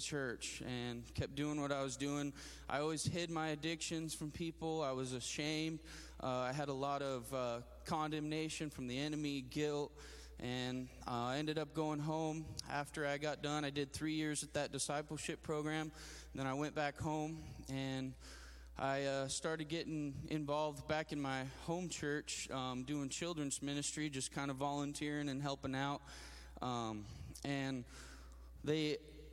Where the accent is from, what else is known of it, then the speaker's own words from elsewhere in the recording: Grand Junction, Colorado, United States; I'm from Colorado, from a town called Grand Junction. I'm 27 years old